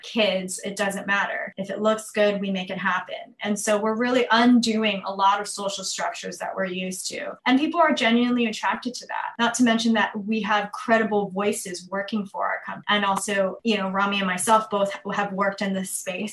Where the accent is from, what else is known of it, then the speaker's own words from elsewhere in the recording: New York City, New York, United States; I'm originally from Queens, New York.